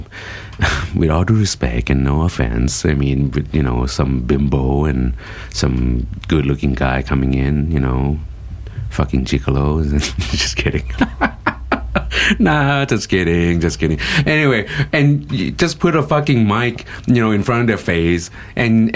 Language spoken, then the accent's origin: English; United States; now in Thailand; I grew up in the States